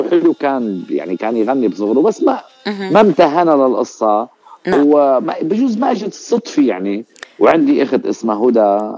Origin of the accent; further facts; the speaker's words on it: Ras al-Basit, Latakia Governorate, Syria; أنا أنا أنا ضيعتي الزيتوني ولكن بالب... يعني مشان تنعرف هي قرية اسمها رأس البسيط المنطقة منطقة رأس البسيط